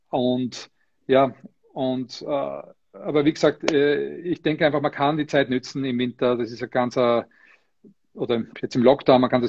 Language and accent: German; Austria; was mich sehr, sehr freut, dass ich äh, erstens mal verstanden werde überhaupt als Österreicher.